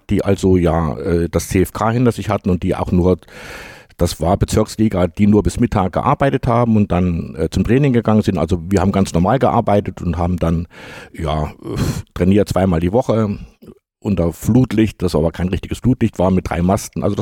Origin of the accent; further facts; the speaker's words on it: Jena, Thuringia, Germany; habe gesagt, ja, ich komme aus Jena.